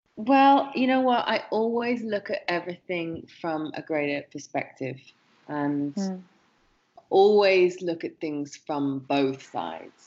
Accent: England, United Kingdom; growing up in England

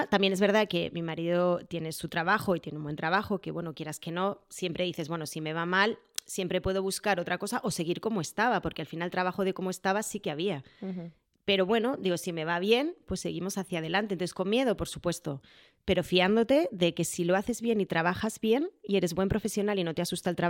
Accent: Madrid, Community of Madrid, Spain; also born or lived in Jerez; nos volvimos a mover a Madrid porque en realidad somos de Madrid y al final, bueno, pues nuestro destino final queríamos que fuera Madrid

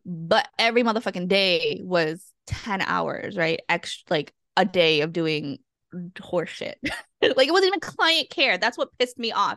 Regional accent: Massachusetts, United States; now in Guam; I'm originally from Massachusetts, and I'm a child of immigrants and refugees

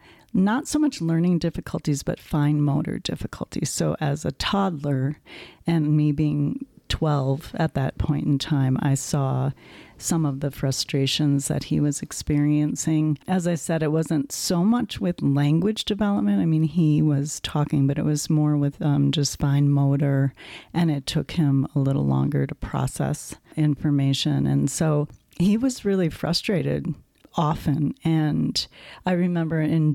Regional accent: Wisconsin, United States; moved away as an adult; now in Colorado, United States; I grew up in Wisconsin

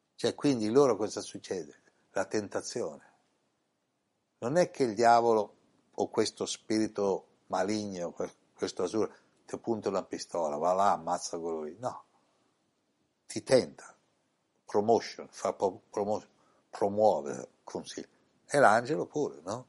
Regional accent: Italy; in questa incarnazione sono nato in Italia

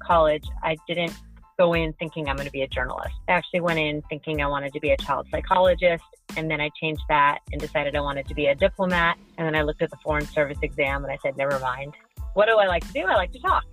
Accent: San Diego, California, United States; moved away as an adult; also born or lived in Nashville, Tennessee / Greenville, Mississippi; I'm from San Diego

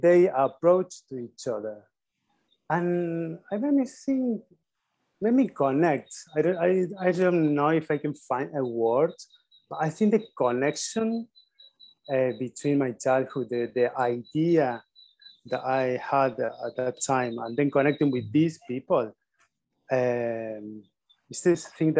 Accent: Argentina; I had a very simple first steps in Argentina

